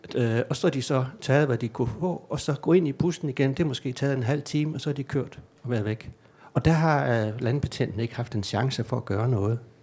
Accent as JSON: {"language": "Danish", "town": "Gram", "region": "Southern Denmark", "country": "Denmark", "tie": "born or raised there", "moved": "yes", "lives_now": "Copenhagen, Denmark", "said": "jeg kommer ind fra hjertet af hjertet af Danmark"}